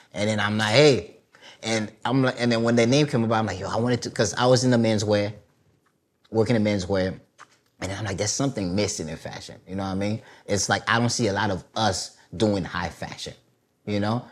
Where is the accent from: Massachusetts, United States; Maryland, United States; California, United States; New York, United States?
New York, United States; New York City; first language Haitian Creole; English is a second language; also born or lived in Haiti; I'm from Brooklyn, Flatbush Church Avenue